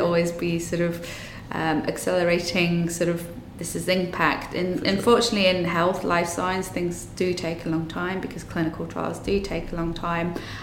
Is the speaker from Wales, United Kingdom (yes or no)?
yes; Wales, United Kingdom; I'm Welsh